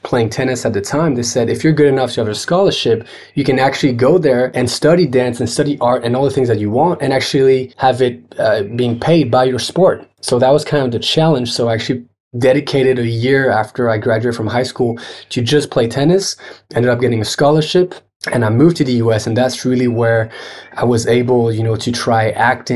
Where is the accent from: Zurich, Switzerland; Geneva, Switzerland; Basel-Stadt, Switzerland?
Geneva, Switzerland; now in Paris, France; I grew up in Geneva